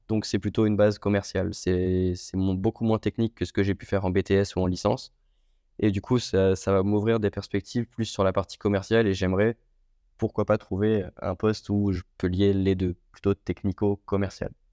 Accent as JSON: {"language": "French", "town": "Le Mans", "region": "Pays de la Loire", "country": "France", "also_born_or_lived": "Istres / Marignane", "moved": "as an adult", "said": "je suis originaire du Mans, dans la Sarthe."}